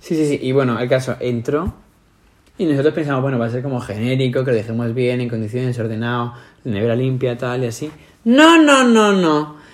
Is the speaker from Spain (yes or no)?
yes; Madrid, Community of Madrid, Spain; accent: Madrid; somos de España